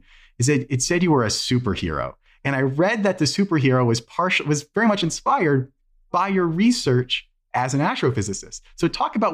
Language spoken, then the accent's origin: English; New England, United States; also born or lived in Vermont; I grew up in New England.